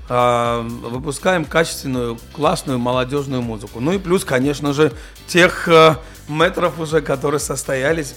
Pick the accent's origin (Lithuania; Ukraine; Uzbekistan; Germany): Germany; Russian is a second language; moved away as an adult; also born or lived in Georgia; now in Russia; я рос в Германии, до этого в Грузии